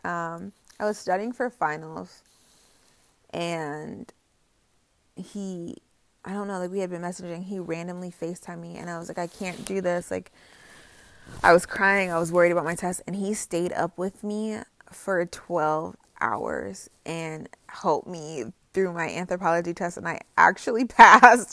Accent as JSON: {"language": "English", "region": "Indiana", "country": "United States", "also_born_or_lived": "North Carolina", "said": "I came home from North Carolina to Indiana"}